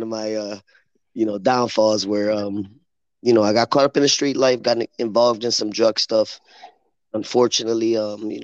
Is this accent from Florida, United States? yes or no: no; Lorain, Ohio, United States; also born or lived in Chicago, Illinois; I'm born in Chicago, raised in Lorain. Got to Lorain like in 87.